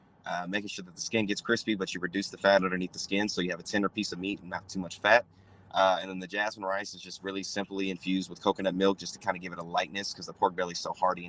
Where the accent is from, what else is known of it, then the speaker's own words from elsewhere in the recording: Oklahoma City, Oklahoma, United States; I'm from Oklahoma City, Oklahoma